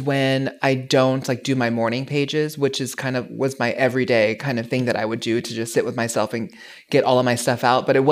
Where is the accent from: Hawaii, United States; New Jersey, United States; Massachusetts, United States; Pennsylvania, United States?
Hawaii, United States; moved away; growing up in Hawaii